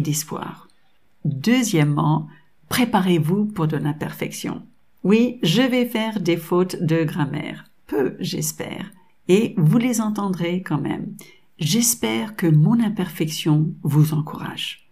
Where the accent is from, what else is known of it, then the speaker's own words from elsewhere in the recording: United States; French is a second language; moved away; also born or lived in France; Je suis de double nationalité américaine et française.